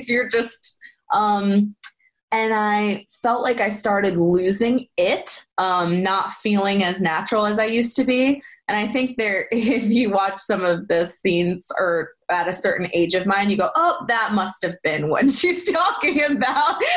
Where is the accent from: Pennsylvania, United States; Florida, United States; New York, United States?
Pennsylvania, United States; Philadelphia; accent: Philly